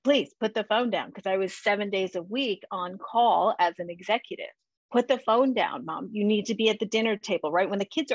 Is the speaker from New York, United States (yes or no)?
yes; New York, United States; I grew up in New York